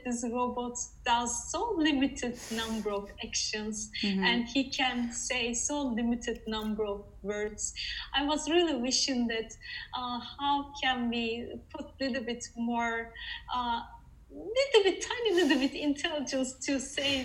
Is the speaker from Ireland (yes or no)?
no; Netherlands; moved away as an adult; now in Sweden; Currently I'm in Sweden, but I'm from the Netherlands.